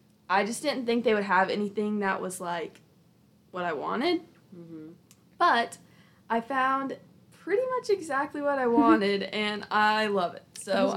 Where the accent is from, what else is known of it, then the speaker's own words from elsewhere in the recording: Alabama, United States; We're from Alabama, and we still live in Alabama